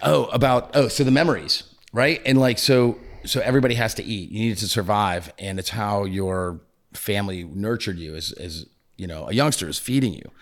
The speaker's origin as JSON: {"language": "English", "region": "New England", "country": "United States", "moved": "yes", "said": "I'm from New England"}